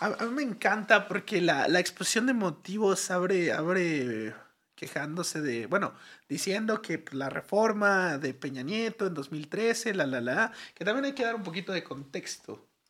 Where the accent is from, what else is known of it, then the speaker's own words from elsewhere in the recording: Mexico; aquí en México